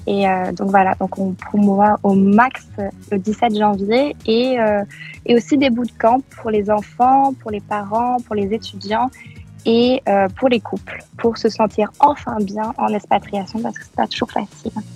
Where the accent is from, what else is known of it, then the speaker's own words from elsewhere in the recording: France; moved away as an adult; also born or lived in Manchester; now in Montreal, Canada; quand on est français